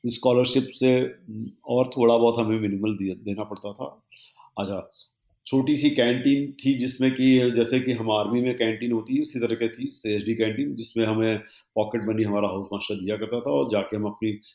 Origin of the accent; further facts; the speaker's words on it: Rewa, Madhya Pradesh, India; मैं रीवा का रहने वाला हूँ ओरिजिनली